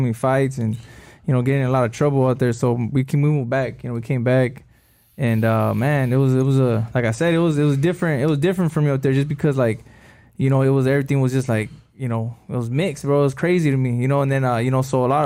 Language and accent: English; El Monte, California, United States; moved away; I was from El Monte